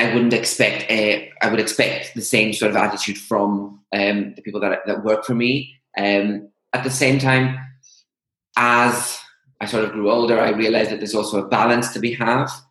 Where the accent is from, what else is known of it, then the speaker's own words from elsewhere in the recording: Greece; moved away as an adult; now in United Kingdom; grew up and went to um, high school um, in Greece